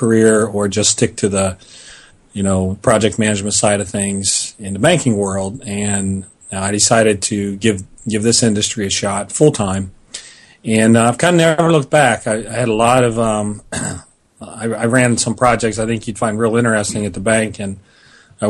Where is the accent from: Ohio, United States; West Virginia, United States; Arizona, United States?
Ohio, United States; Columbus; it's here in my hometown